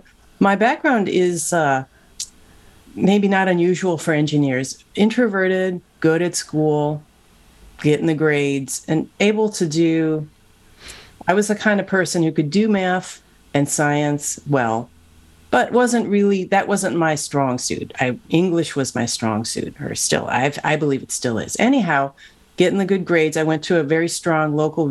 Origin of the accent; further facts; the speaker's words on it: Cleveland, Ohio, United States; moved away as an adult; now in Silicon Valley, United States; I grew up in Cleveland, Ohio